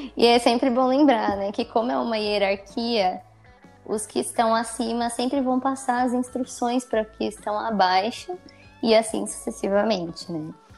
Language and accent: Portuguese; Santo André, São Paulo, Brazil; eu venho de Santo André, São Paulo.